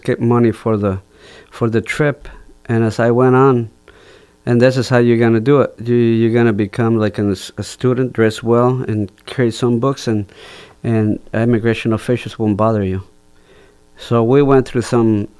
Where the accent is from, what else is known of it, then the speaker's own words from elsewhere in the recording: Jalapa, Guatemala; English is a second language; moved away as an adult; also born or lived in Maryland; now in Geneva, United States; my hometown, which is Jalapa